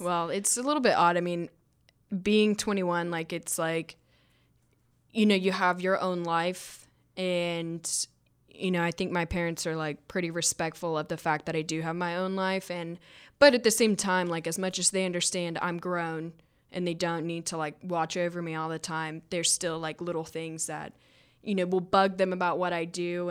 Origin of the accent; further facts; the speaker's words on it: Georgia, United States; I came from Georgia